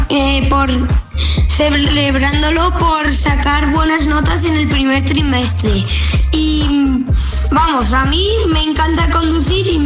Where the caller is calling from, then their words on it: Zaragoza, Aragon, Spain; os escucho desde Zaragoza